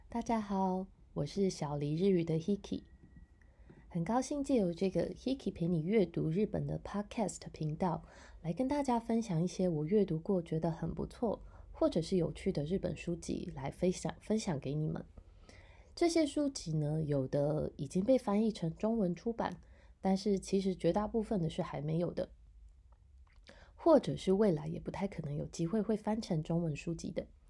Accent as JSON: {"language": "Chinese", "country": "Taiwan", "said": "这也是我们台湾人的习惯"}